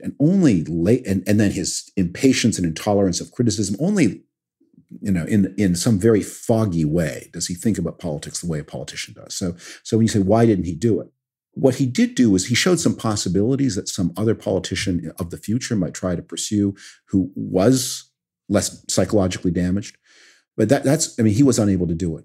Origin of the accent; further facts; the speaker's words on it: Canada; now in United States; I'm from Canada originally